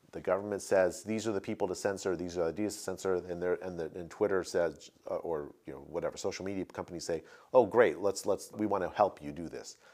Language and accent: English; United States; As an American citizen